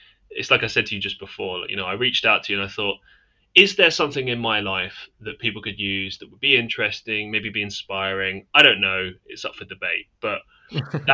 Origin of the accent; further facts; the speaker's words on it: United Kingdom; I'm from the UK.